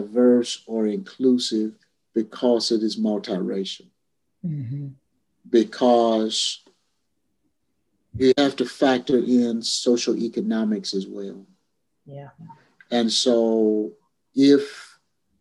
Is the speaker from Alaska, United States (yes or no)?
no; Louisville, Kentucky, United States; I grew up in Louisville, Kentucky